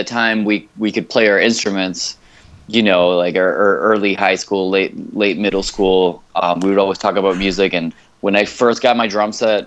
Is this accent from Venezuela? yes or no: yes; Venezuela; English is a second language; moved away as an adult; also born or lived in England; now in Miami, United States; since we grew up in Venezuela, we had somewhat of a different upbringing